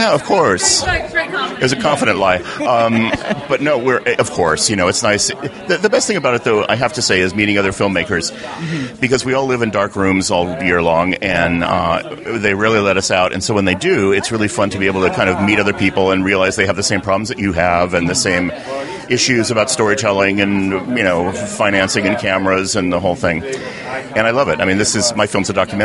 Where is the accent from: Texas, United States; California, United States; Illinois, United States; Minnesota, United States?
Illinois, United States; Chicago; now in Los Angeles, United States; I'm from Chicago originally and live in L.A.